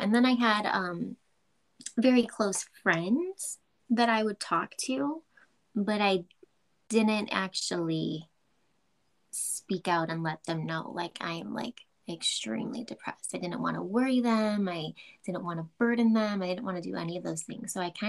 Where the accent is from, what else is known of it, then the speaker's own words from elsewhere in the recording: Chicago, Illinois, United States; I'm from Chicago.